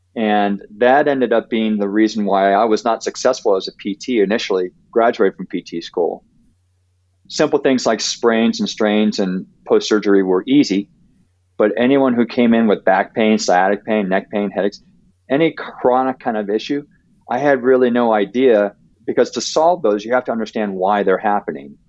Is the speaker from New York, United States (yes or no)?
no; Ohio, United States; now in Denver, United States; I grew up in Ohio